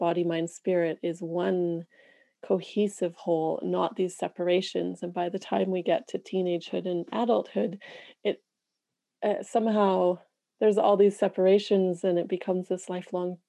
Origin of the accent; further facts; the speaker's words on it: Canada; being a Canadian in a country, Canada